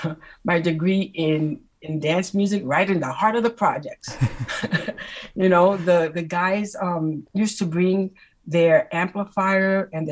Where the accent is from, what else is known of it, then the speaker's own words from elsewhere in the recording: New York City, New York, United States; I grew up in Spanish Harlem. Mm-hmm. I came from my family's from Puerto Rico, and you know, we lived in Spanish Harlem. So I mean, during those times, it wasn't the best neighborhood